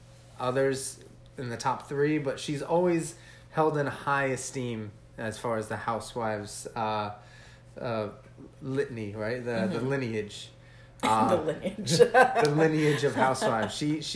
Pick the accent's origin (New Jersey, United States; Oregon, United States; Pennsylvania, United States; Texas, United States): New Jersey, United States; obviously being in Jersey, we're not far from New York either.